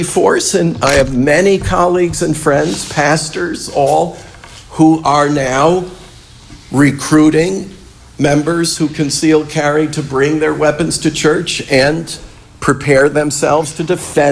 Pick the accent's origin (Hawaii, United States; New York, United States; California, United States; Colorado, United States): New York, United States; I grew up in New York State